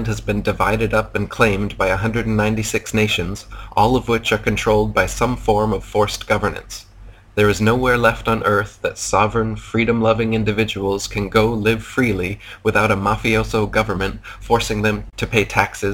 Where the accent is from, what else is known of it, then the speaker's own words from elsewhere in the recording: United States; moved away as an adult; now in Thailand; Now I am American because I was born within the arbitrary borders of the fictional construct known as America.